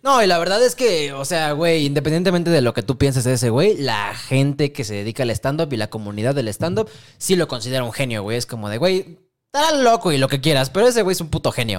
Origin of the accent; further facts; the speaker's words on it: Mexico; aquí en el Mexa